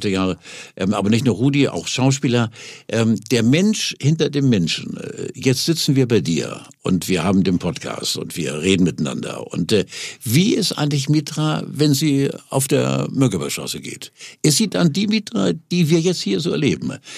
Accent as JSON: {"language": "German", "region": "Hamburg", "country": "Germany", "moved": "as an adult", "lives_now": "Quickborn, Germany", "said": "Und ich lebe seit 18 Jahren in, in Quickborn, wollte nie nach Quickborn und lebe jetzt da, bin sehr glücklich und zufrieden als Hamburger."}